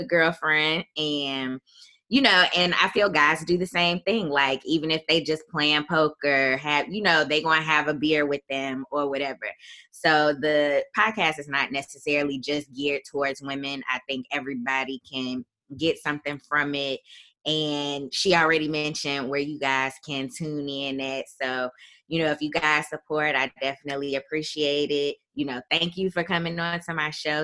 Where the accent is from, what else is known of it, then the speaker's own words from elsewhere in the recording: Chicago, Illinois, United States; moved away as an adult; I am from Chicago, Illinois, originally